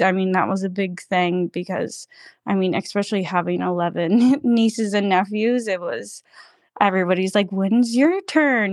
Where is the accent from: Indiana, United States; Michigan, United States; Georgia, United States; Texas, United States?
Georgia, United States; we did grow up next door neighbors um, growing up. You know, I'm from Georgia originally